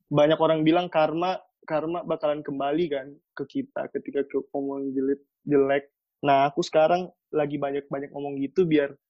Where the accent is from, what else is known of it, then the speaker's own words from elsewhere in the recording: Makassar, South Sulawesi, Indonesia; kalau aku di sini orang Makassar